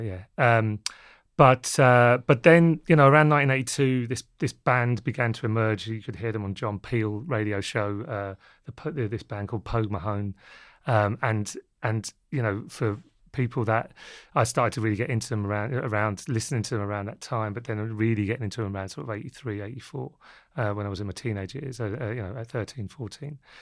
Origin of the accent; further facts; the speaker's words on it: London, United Kingdom; also born or lived in Wexford, Ireland (parents' origin); they reared myself, my sister, and my brother in London